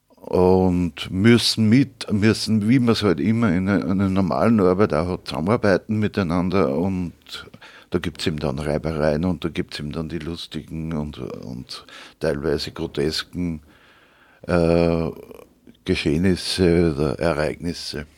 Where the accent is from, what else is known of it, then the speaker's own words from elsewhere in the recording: Upper Austria, Austria; accent: Upper Austrian dialect; Im oberösterreichischen Dialekt